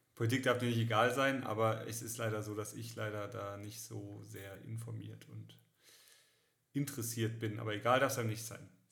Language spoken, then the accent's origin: German; Karlsruhe, Baden-Württemberg, Germany; moved away; ich war in der Heimat unten in, äh, in Karlsruhe